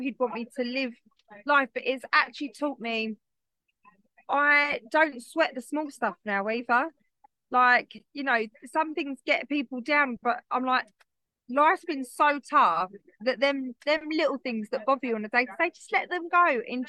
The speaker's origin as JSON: {"language": "English", "country": "United Kingdom", "said": "we're so British, even the way people think I should be at 33 and a widow"}